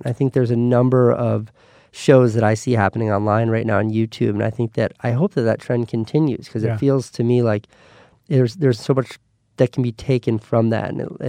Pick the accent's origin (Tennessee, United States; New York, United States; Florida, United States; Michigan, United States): New York, United States; I don't miss New York at all, but I miss being a New Yorker so much that it keeps me up at night.